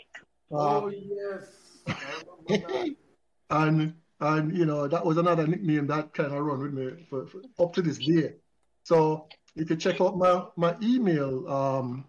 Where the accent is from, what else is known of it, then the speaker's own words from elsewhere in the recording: Kingston, Jamaica; At age six, I remembered vividly when we moved to Pembroke Hall. We moved from Lindus Road